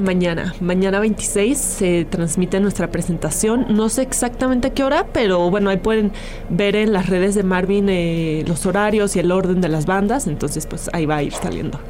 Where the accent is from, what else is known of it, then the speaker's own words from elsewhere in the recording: Mexico City, Mexico; Adrián, bajista, y yo somos de acá de Ciudad de México.